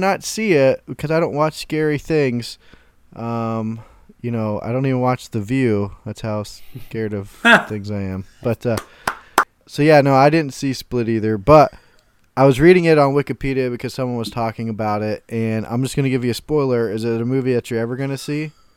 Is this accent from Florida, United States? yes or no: yes; Florida, United States; I'm from Florida.